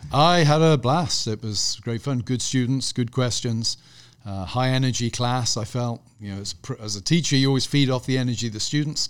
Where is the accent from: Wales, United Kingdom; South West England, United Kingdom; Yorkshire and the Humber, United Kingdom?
South West England, United Kingdom; Gloucestershire; also born or lived in Birmingham; I was born near Birmingham, but when I was pretty young, my parents moved to Gloucestershire, over in the west country of England. So I had a very rural upbringing